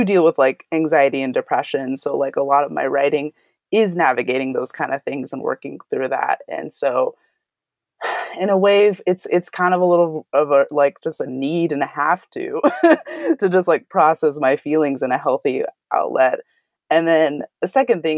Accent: Santa Barbara, California, United States; I grew up in Santa Barbara, California

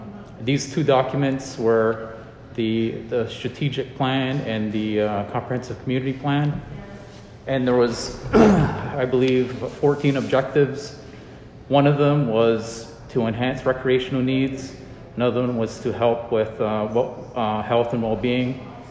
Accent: Akwesasne, Canada; I'm from Akwesasne.

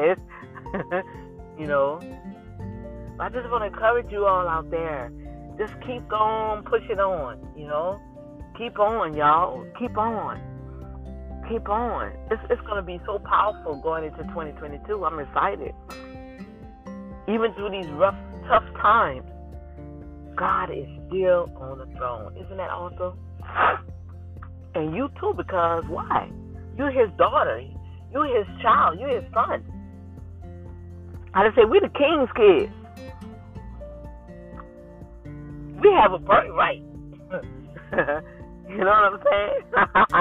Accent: New Orleans, Louisiana, United States; moved away; my hometown city, New Orleans, Louisiana

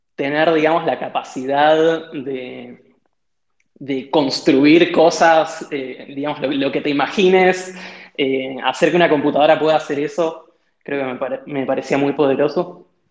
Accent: Mar del Plata, Buenos Aires Province, Argentina; de chico, eh, yo viví en Mar del Plata, hice toda la secundaria en Mar del Plata

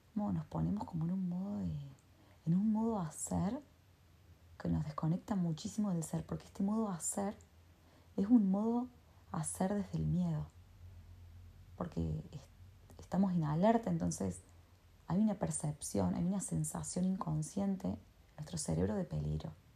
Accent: Argentina; yo soy de Argentina

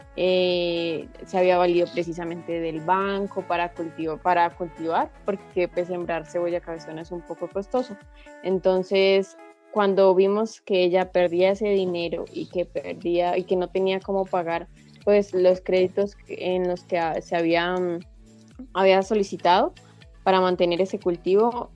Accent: Boyacá, Colombia; soy de origen boyacense

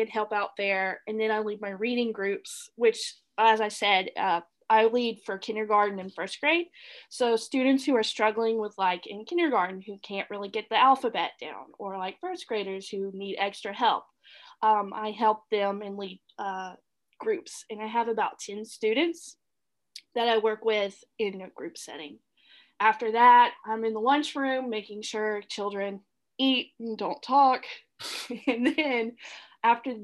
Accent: Mississippi, United States; moved away as an adult; also born or lived in Mobile, Alabama / Chicago; now in Florida, United States; I was born and raised in Mississippi

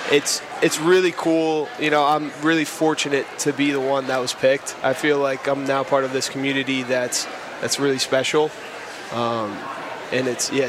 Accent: Bucks County, Pennsylvania, United States; Yeah, so I'm actually from Bucks County.

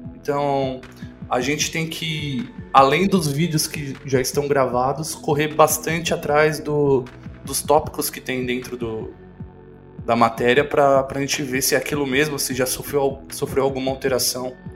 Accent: Santo André, São Paulo, Brazil; eu sou de Santo André

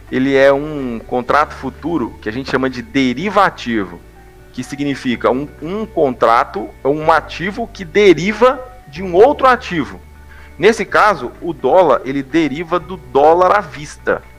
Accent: Ipatinga, Minas Gerais, Brazil; now in São Paulo, Brazil; eu atualmente eu moro em São Paulo mas eu sou de Ipatinga, Minas Gerais

